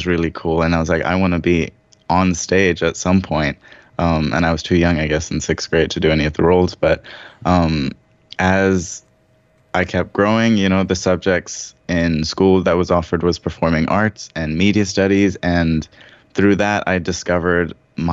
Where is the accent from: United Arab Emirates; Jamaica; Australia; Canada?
United Arab Emirates; Sharjah; also born or lived in Dubai / Sri Lanka (ancestry); now in Los Angeles, United States; I grew up in Sharjah, bordering Ajman, next to the beach